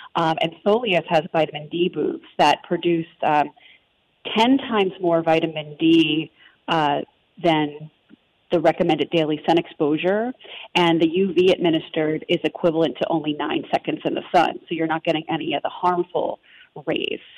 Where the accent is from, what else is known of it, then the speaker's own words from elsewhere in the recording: New Jersey, United States; accent: Jersey; growing up in New Jersey